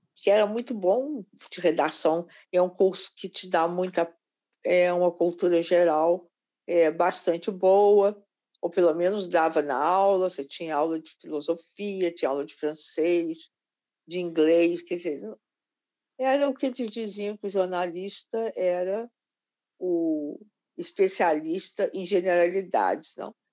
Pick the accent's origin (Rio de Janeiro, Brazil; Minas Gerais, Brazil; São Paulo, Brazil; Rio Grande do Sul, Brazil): Minas Gerais, Brazil; Belo Horizonte; moved away; eu nasci em Belo Horizonte, um pouco por acaso